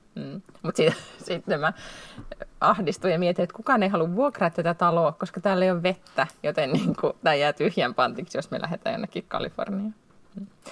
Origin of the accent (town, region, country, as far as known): Finland; now in Sweden